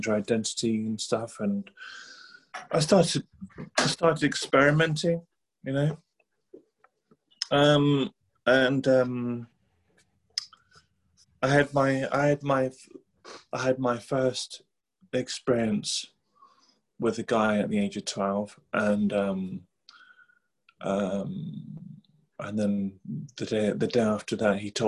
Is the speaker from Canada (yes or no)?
no; England, United Kingdom; also born or lived in Sweden; I was born in Sweden to a Thai Chinese mother and a Swedish father, and then moved to England in 1987